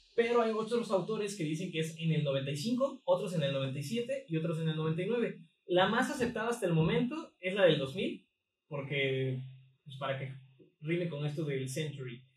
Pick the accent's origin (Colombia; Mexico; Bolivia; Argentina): Mexico; yo soy mexicano, no soy güerito.